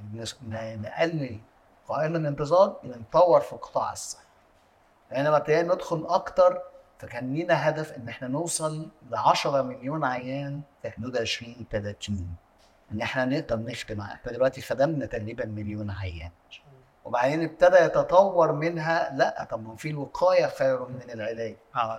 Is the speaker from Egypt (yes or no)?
yes; Egypt; عندنا في مصر